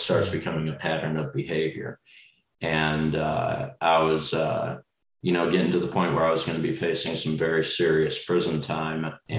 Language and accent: English; Las Vegas, Nevada, United States; I was born in Nevada. I lived in Las Vegas for most of my life